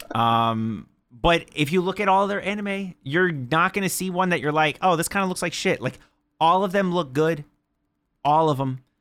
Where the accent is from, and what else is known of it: Florida, United States